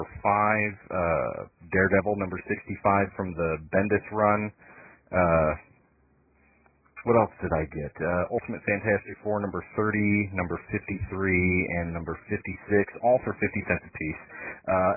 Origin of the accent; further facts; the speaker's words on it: Big Rapids, Michigan, United States; moved away as an adult; also born or lived in Morley, Michigan; now in Tennessee, United States; growing up in Big Rapids and Morley